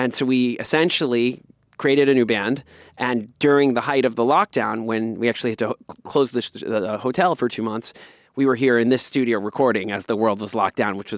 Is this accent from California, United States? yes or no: yes; California, United States; now in Mexico City, Mexico; from New York to Mexico, 3 years ago, that was me too. I was from California.